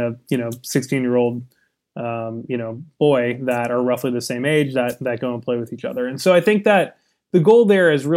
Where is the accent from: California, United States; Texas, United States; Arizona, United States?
California, United States; I was from California